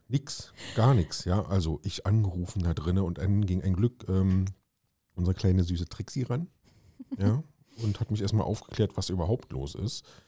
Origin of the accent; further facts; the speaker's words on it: East Germany, Germany; ich bin ja ein Ossi, ja. Ich hatte in der Schule, ähm, in meiner Grundschule nichts mit Englisch zu tun, nur Russisch.